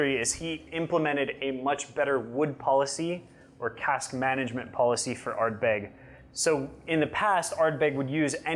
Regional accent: Yosemite, California, United States; I grew up in Yosemite, so we actually had wild blackberry bushes where I grew up too

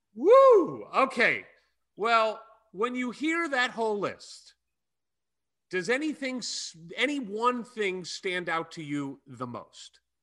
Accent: St. Louis, Missouri, United States; I grew up in Saint Louis, Missouri, very close to the Jewish Community Center in Saint Louis

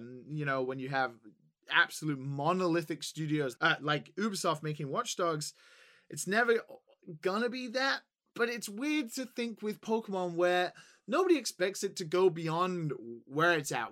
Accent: England, United Kingdom; as an English person

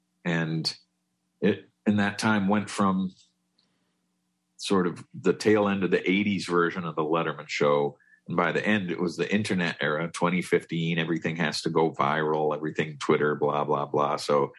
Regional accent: Massachusetts, United States; Yeah, I grew up in Massachusetts

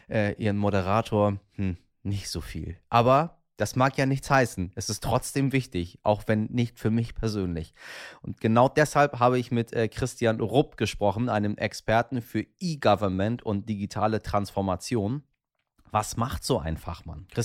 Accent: Iran; now in Germany; Ich, wissen Sie ja, bin Iraner, also aus dem Iran mal hierher gekommen und habe immer noch das Iranische in mir.

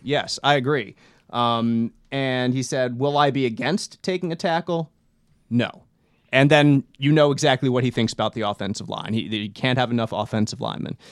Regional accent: Philadelphia, Pennsylvania, United States; growing up in Philadelphia and watching Bri, uh, Brian Dawkins my entire life

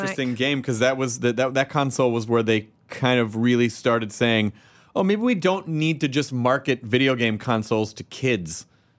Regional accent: Tennessee, United States; I'm from Tennessee.

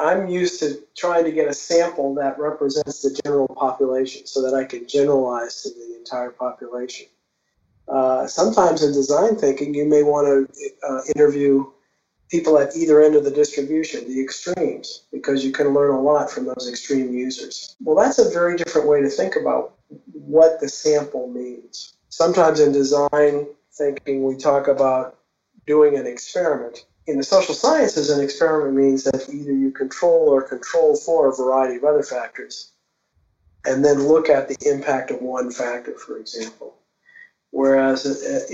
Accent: New Orleans, Louisiana, United States; moved away; my hometown of New Orleans

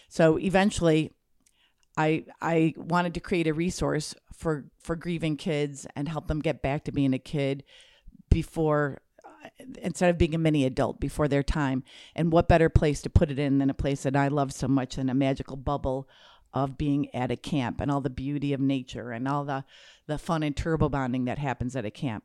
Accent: Michigan, United States; I grew up in Michigan

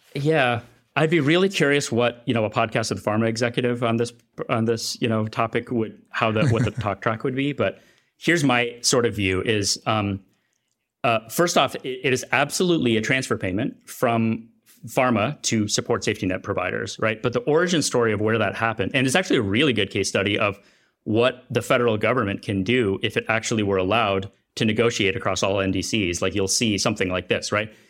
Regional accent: United States; also born or lived in Kenya; in my home country

